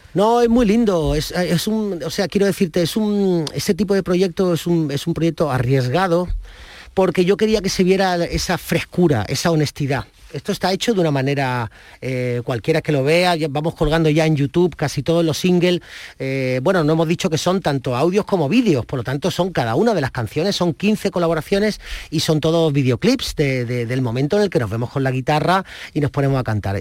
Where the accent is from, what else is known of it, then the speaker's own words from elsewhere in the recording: Andalusia, Spain; mi tierra Andalucía